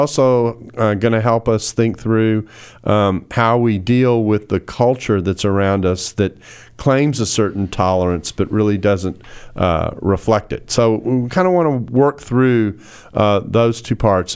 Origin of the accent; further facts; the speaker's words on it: Houston, Texas, United States; now in Dallas, United States; my hometown, Houston, Texas. I am a Houstonian in exile in Dallas.